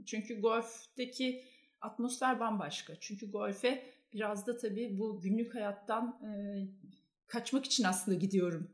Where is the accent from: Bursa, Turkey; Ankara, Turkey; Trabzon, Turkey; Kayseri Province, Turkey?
Ankara, Turkey; moved away as an adult; now in Istanbul, Turkey; ben Ankaralıyım